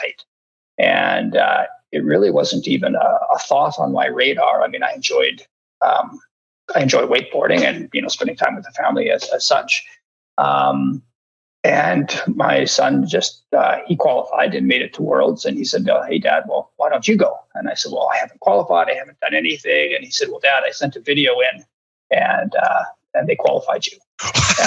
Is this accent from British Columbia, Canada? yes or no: yes; Vernon, British Columbia, Canada; I grew up in Vernon